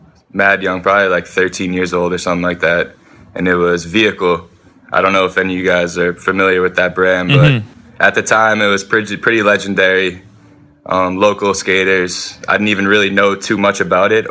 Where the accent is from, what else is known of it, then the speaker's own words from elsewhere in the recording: New England, United States; Growing up in New England, the Coliseum video had a huge impact on me